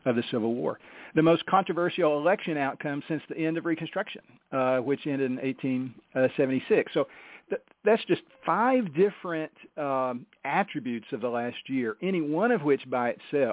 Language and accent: English; United States; I'm an American. I love my country